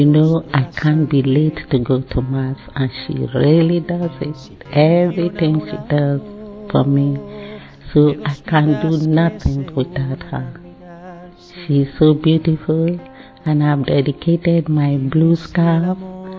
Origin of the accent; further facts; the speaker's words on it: Nigeria; now in United Kingdom; Originally, I'm from Nigeria, but now I'm a British citizen